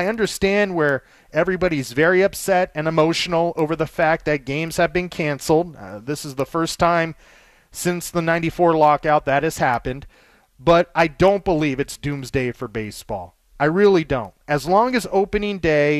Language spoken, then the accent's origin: English; Los Angeles, California, United States; I grew up in Los Angeles my entire life